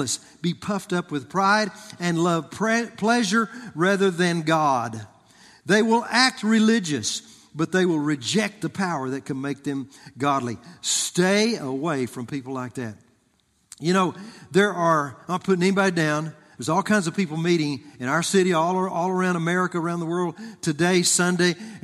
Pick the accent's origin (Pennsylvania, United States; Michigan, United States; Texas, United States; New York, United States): Texas, United States; I grew up in Texas